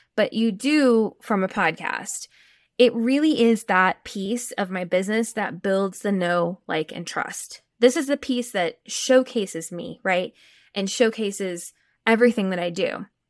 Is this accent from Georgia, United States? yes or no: no; Texas, United States; I'm from Texas, so I can say y'all